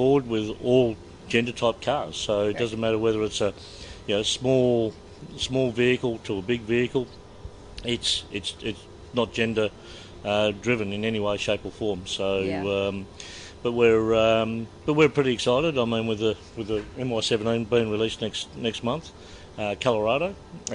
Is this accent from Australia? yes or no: yes; Melbourne, Victoria, Australia; moved away as an adult; now in Perth, Australia; I'm originally born and raised in Melbourne, but moved to Perth